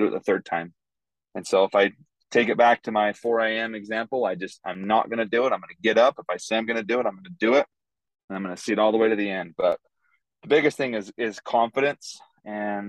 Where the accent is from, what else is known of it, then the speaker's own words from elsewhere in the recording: Idaho, United States; moved away as an adult; now in West Texas, United States; I grew up in Idaho